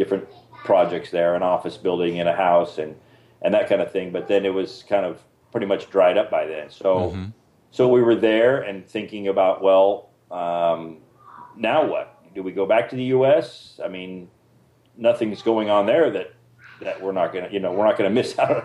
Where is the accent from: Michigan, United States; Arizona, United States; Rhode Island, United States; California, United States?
Arizona, United States; moved away as an adult; also born or lived in Costa Rica; we're from Arizona